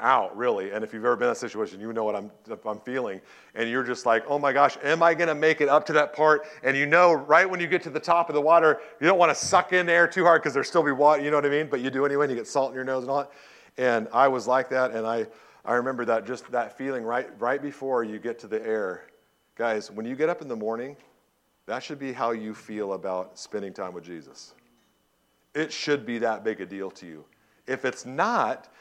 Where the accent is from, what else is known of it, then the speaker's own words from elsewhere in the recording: Southern California, United States; I grew up in Southern California